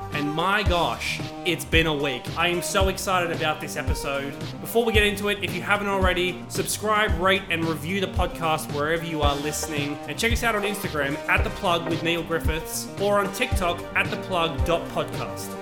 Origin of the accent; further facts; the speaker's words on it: Sydney, New South Wales, Australia; moved away as an adult; now in New York, United States; I've been in Sydney for my whole life, but moved to New York, like, five months ago now